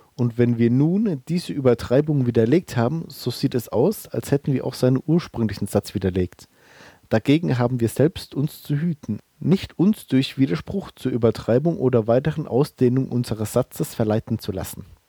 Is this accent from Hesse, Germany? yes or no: no; Bellheim, Rhineland-Palatinate, Germany; meine Heimat ist äh, Bellheim, das ist in der Pfalz, in der Südpfalz sozusagen